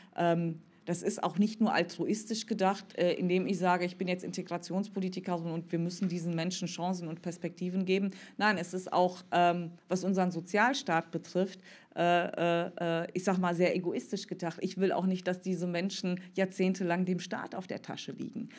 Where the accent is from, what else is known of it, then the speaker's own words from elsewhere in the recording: Cologne, North Rhine-Westphalia, Germany; als Kölnerin